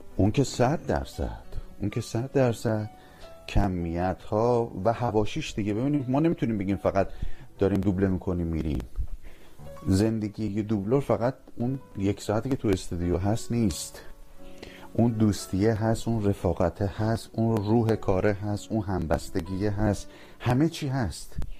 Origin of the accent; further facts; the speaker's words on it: Iran; moved away as an adult; من الان حدود ده ساله که از ایران اومدم بیرون